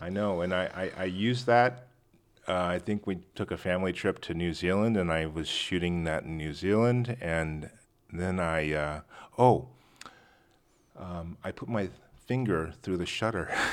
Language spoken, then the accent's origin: English; La Jolla, California, United States; I grew up in La Jolla